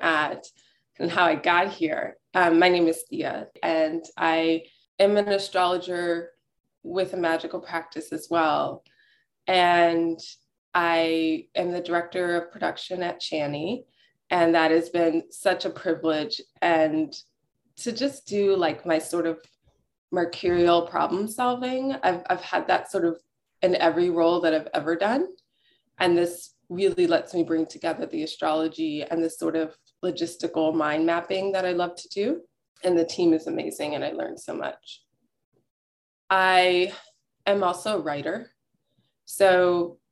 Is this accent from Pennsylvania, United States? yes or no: no; Houston, Texas, United States; also born or lived in Brooklyn, New York; now in Berkshires, United States; I grew up in Houston